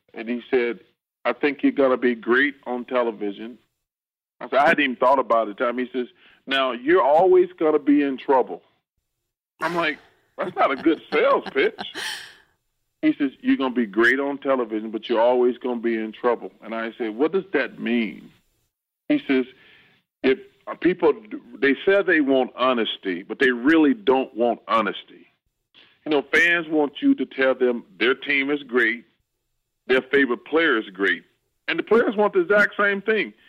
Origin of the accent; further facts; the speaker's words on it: Leeds, Alabama, United States; i grew up in a small town in alabama uh, leeds it's about 20 30 minutes outside of birmingham